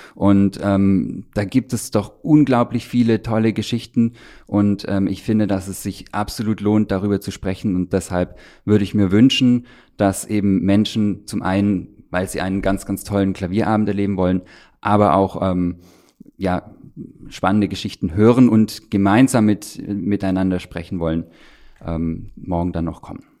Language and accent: German; Stuttgart, Baden-Württemberg, Germany; moved away as an adult; now in Brandenburg, Germany; ich bin ja in Stuttgart geboren, in, in Süddeutschland aufgewachsen